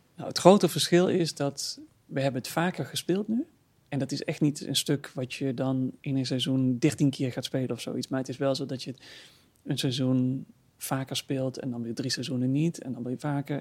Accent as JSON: {"language": "Dutch", "country": "Netherlands", "said": "als Nederlandse jongen"}